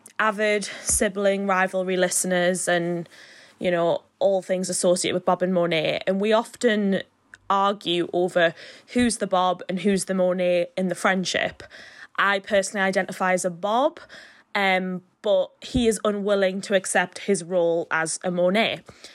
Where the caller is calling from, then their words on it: Newcastle, North East England, United Kingdom; I'm recording this from Newcastle in England, the UK.